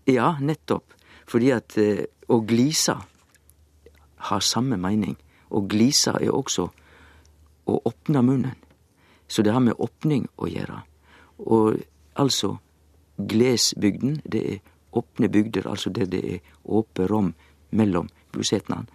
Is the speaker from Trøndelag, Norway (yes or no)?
no; Sogn, Vestland, Norway; Jeg er jo sogning